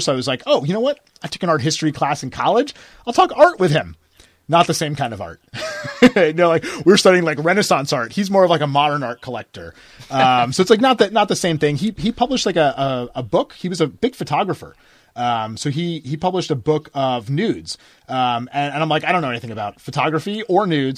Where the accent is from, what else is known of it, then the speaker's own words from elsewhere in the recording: United States; I grew up near New York, I didn't have, like, a New York childhood